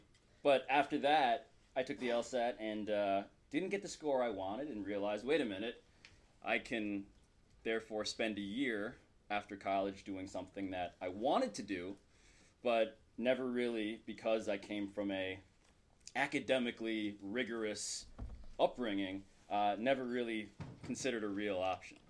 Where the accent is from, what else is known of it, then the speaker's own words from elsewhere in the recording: New York City, New York, United States; I'm a first-generation American, born and raised in New York City.